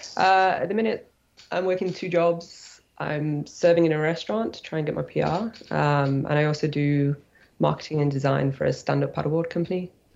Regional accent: Nottingham, East Midlands, United Kingdom; moved away as an adult; now in Squamish, Canada; I'm from the UK. Uh, I grew up in Nottingham, uh, kayaking on the white course there

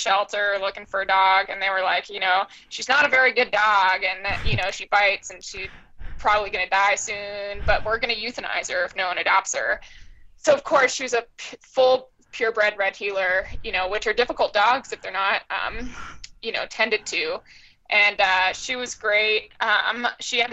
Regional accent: Hawaii, United States; I grew up in Hawaii

